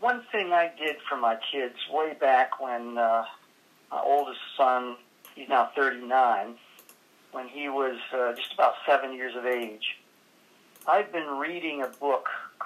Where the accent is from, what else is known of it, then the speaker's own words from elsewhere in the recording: Alberta, Canada; moved away; I grew up in Alberta, Canada, in a little town of 2,000 people, and I left home when I was 17